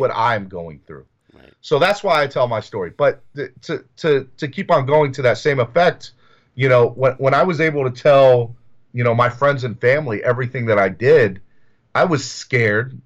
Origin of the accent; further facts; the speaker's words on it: the South, United States; I grew up in the South